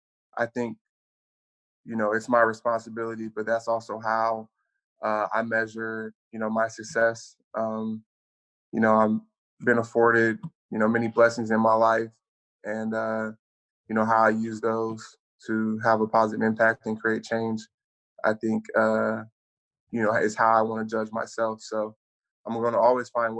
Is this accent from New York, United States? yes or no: no; Sacramento, California, United States; growing up in Sacramento made me, you know, who I am